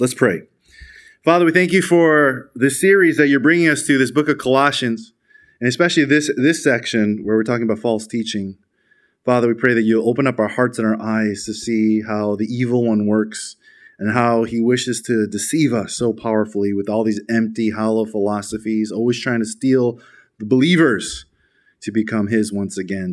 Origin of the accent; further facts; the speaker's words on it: Chicago, Illinois, United States; in America, where I'm from. I'm from Chicago.